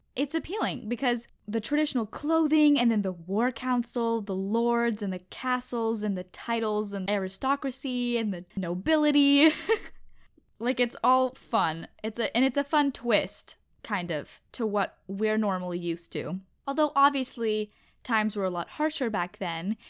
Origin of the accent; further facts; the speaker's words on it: United States; I'm American